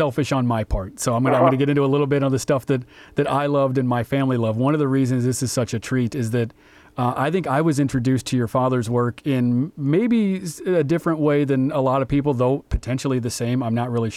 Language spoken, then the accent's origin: English; Des Moines, Iowa, United States; growing up in Des Moines, Iowa